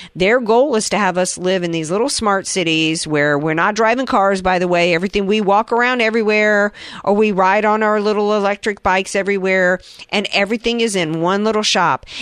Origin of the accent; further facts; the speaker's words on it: the South, United States; I grew up in the South